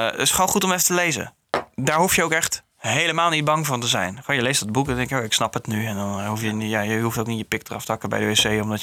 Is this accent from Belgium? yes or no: no; Netherlands; Ik ben een Nederlander en ik ben way anders dan een Duitser.